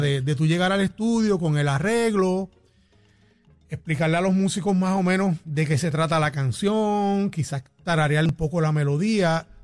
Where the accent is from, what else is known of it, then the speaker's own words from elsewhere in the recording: Arecibo, Puerto Rico; moved away as an adult; now in San Juan metropolitan area, Puerto Rico; nací en Arecibo, eh, me crié en Arecibo, pero obviamente cuando ya empecé en el Conservatorio de Música me mudé para la área metropolitana